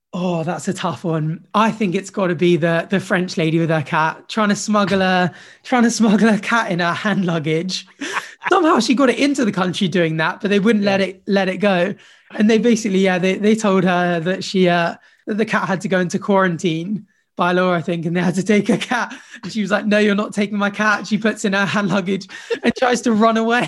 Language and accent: English; Jersey; I grew up in Jersey actually